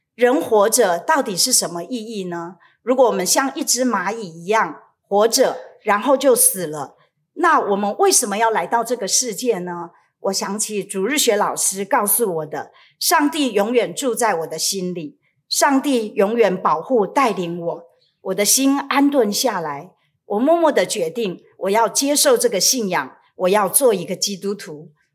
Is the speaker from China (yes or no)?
no; Taiwan; also born or lived in Paris, France; 我是土生土长的台湾人，此外曾经有机会住在法国巴黎一阵子